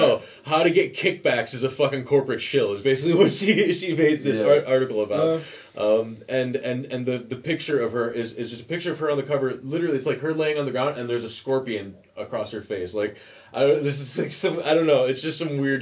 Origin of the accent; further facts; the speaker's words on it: Joliet, Illinois, United States; moved away as an adult; now in Amsterdam, Netherlands; I grew up in Joliet, Illinois, and it is a hellhole